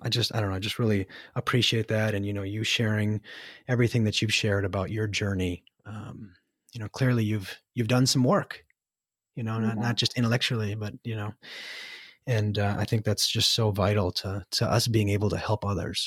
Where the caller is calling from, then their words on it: United States; And I'm telecasting from the United States, and I feel obligated to apologize for our government.